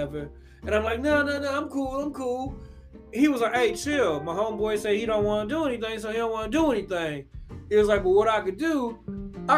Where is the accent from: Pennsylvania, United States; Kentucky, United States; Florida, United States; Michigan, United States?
Kentucky, United States; Louisville; my hometown of Louisville, Kentucky, I lived in these apartments called the Oxford